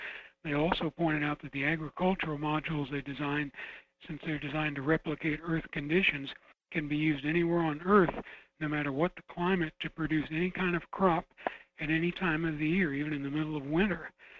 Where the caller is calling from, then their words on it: Fairbanks, Alaska, United States; This is Jason calling from Fairbanks.